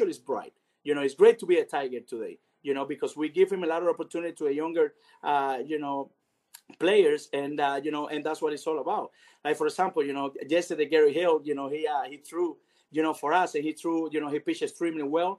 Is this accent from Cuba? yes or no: yes; Cuba; also born or lived in Venezuela; now in United States